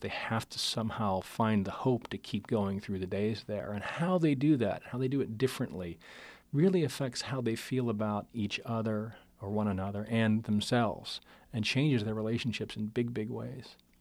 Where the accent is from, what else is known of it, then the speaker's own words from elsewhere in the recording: Pittsburgh, Pennsylvania, United States; moved away; I'm from Pittsburgh originally